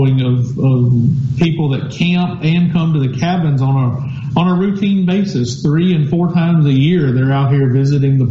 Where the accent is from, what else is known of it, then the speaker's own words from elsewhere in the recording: Sardis, Mississippi, United States; I grew up in Sardis, Mississippi, which was next to John Kyle State Park